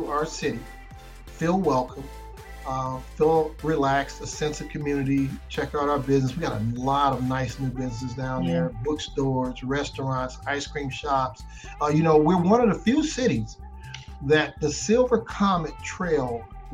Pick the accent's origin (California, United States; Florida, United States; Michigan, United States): Michigan, United States; Detroit; now in Powder Springs, United States; I was raised in Detroit